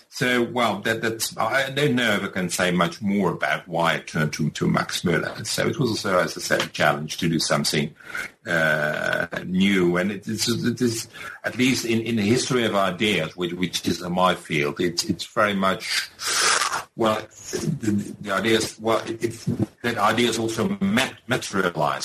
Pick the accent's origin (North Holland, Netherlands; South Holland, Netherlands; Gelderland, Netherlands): South Holland, Netherlands; Rotterdam; also born or lived in Leiden / Groningen; I was born in Rotterdam